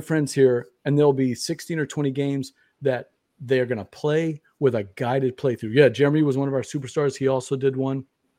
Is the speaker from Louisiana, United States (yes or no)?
yes; Louisiana, United States; because we're from Louisiana, we can't spell.